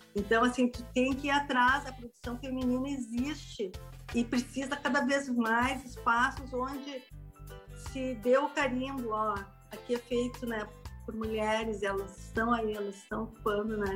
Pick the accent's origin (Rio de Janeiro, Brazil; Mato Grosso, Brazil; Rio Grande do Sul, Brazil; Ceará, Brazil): Rio Grande do Sul, Brazil; Canela; eu sou de Canela, é uma região serrana aqui do sul